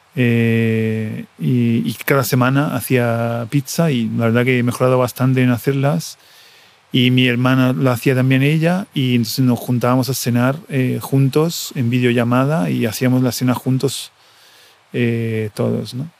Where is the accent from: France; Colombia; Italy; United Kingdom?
Italy; Coreno Ausonio, Lazio; Spanish is a second language; moved away as an adult; also born or lived in Rome / Buenos Aires; Mi pueblo, Correna Ausonio, en el sur del Lazio, mm, que está entre Roma y Nápoles, en Italia un pueblo de 1.600 habitantes eh, en el que he vivido hasta, hasta mis 19 años